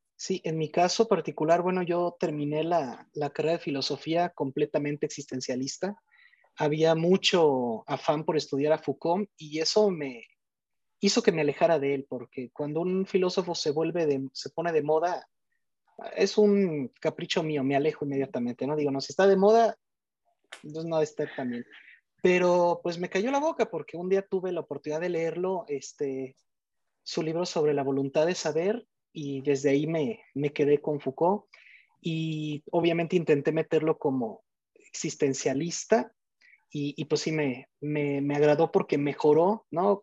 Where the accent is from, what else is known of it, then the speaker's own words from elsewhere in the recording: Morelia, Michoacán, Mexico; soy de México, de la ciudad de Morelia